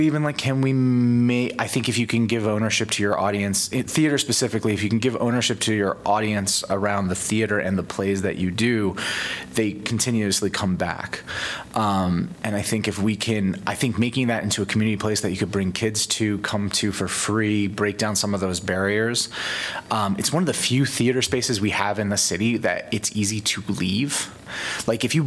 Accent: New York City, New York, United States; now in Iowa City, United States; I'm from New York City originally

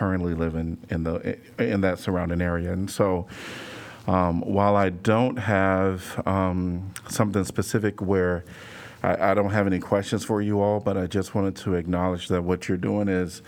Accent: Chicago, Illinois, United States; now in Iowa City, United States; I'm from Chicago and wasn't from the wealthiest community

